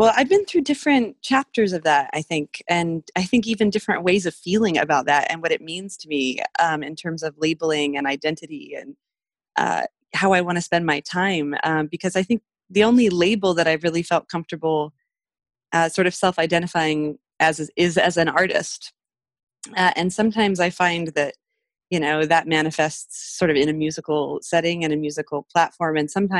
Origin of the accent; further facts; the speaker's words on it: Montana, United States; also born or lived in Mexico; But I'm one of seven kids. I grew up in Montana. I lived in Mexico until I was six because that's where my dad went to school.